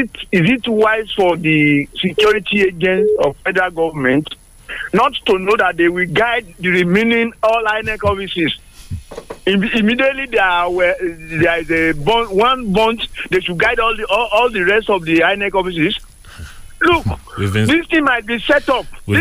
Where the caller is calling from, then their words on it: Sango, Ogun State, Nigeria; Engineer Folabi, I'm calling from Sango.